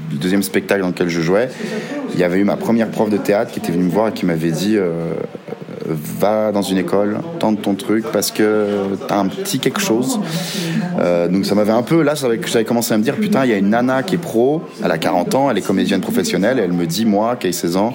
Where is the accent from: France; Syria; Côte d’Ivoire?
France; Bourgogne-Franche-Comté; j'ai 25 ans, je suis comédien. J'ai grandi dans un petit village dans le Jura avec euh, mon papa, ma maman et ma sœur. Euh, voilà, j'ai grandi à la campagne.